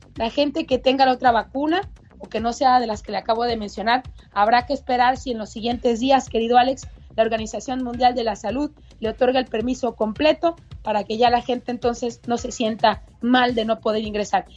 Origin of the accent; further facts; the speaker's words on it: Mexico; soy mexicana